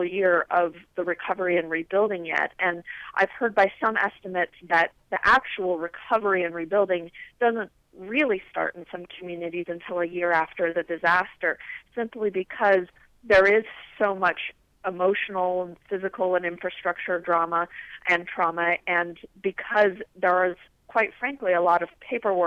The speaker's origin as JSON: {"language": "English", "town": "Longmont", "region": "Colorado", "country": "United States", "tie": "born or raised there", "said": "I grew up in Longmont"}